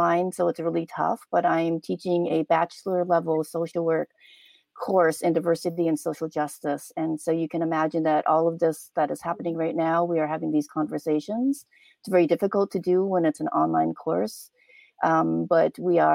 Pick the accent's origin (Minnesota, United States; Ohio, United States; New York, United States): Minnesota, United States; suburbs of the Twin Cities; moved away as an adult; also born or lived in Korea; now in Washington State, United States; I grew up in the suburbs of the Twin Cities. I am a transracial adoptee, so I was adopted from Korea